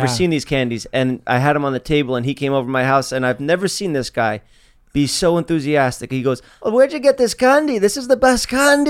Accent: New York, United States; I say coffee and water. Because I'm from New York.

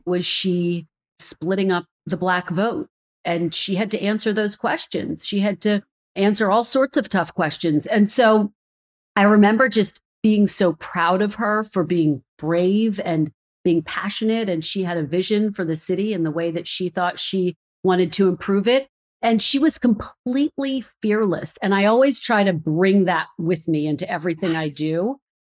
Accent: Philadelphia, Pennsylvania, United States; moved away as an adult; also born or lived in Redding, California / Providence, Rhode Island / Burbank, California; now in Washington, D.C., United States; Philadelphia, my hometown.

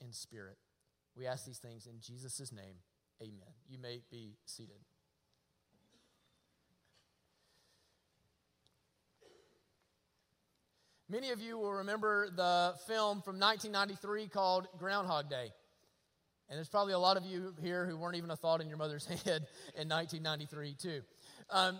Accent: Rabbit Town, Alabama, United States; I was raised in Rabbit Town, Alabama

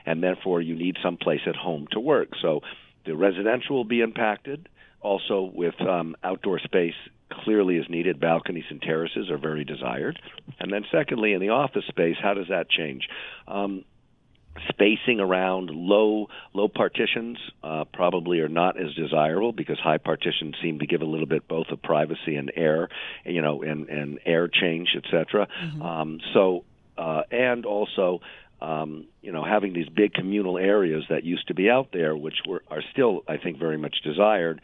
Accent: New York, United States

